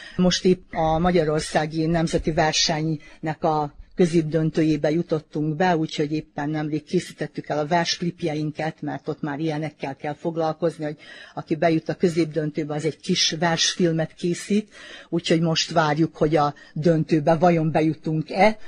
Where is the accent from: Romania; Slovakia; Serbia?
Serbia; Vojvodina; visszakerültem ide a, a szülőhelyemnek a közelébe, mert jó, hát 5 kilométerre lakom innen